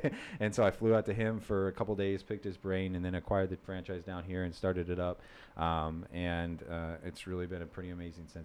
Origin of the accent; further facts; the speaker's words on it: Wisconsin, United States; moved away as an adult; also born or lived in North Dakota / Washington State; now in Southwest Florida, United States; born and raised in Wisconsin, right on the by the Twin Cities. I grew up there.